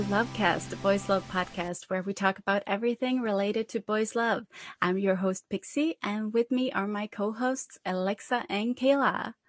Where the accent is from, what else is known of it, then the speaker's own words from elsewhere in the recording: Norway; I'm from Norway